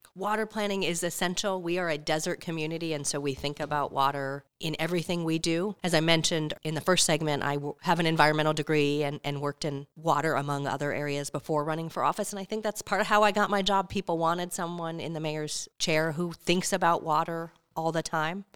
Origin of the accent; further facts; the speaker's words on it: Albuquerque, New Mexico, United States; moved away as an adult; now in Phoenix, United States; I am from Albuquerque, New Mexico